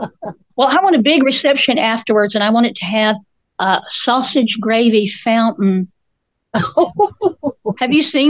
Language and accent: English; Candler, North Carolina, United States; I was raised in Inca Candler, North Carolina. Everybody there knows how to clog.